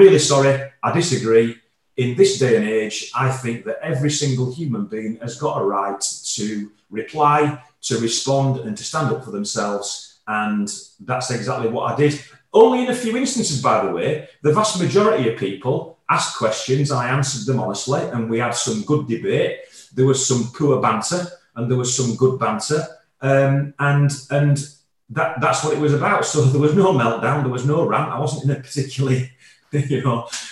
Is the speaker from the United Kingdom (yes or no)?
yes; Yorkshire and the Humber, United Kingdom; I'm born and bred in Yorkshire